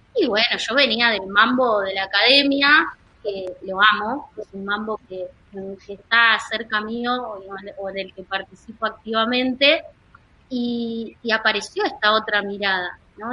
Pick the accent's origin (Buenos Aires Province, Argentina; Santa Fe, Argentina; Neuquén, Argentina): Buenos Aires Province, Argentina; La Plata; Yo vengo, nací en La Plata y vengo de una familia con tradición italiana muy fuerte